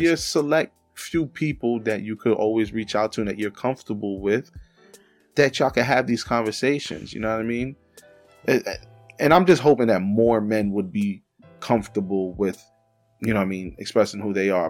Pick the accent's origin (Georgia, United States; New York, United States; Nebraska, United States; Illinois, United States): New York, United States; New York City; now in Pennsylvania, United States; we're both from the Bronx, we're from different parts of the Bronx and we didn't meet until we came up here to P